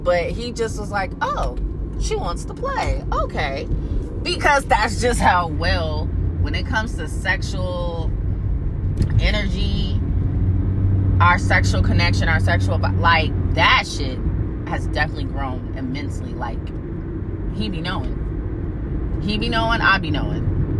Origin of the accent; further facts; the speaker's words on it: Fayetteville, North Carolina, United States; He's a New Yorker. I'm from Fayetteville, North Carolina. Military brat. We're definitely different.